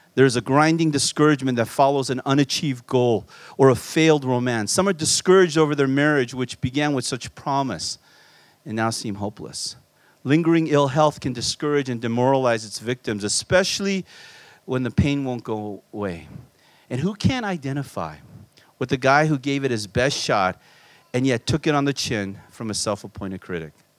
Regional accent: Southern California, United States; born or raised there; also born or lived in Korea

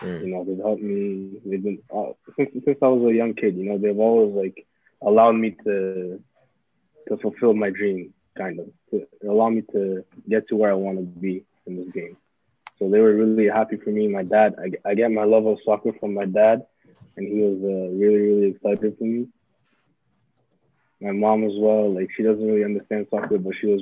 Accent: Canada; moved away as an adult; also born or lived in Burundi; now in France; I grew up in Canada my whole life.

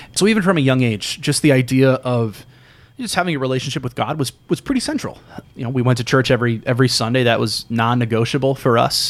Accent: St. Louis, Missouri, United States; grew up in North County in Saint Ferdinand Parish

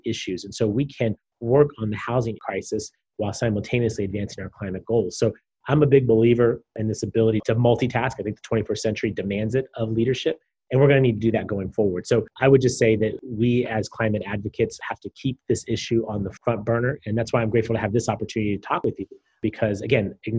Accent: San Diego, California, United States; having spent over a decade waking up every day with the sole mission of making my hometown a better place to live

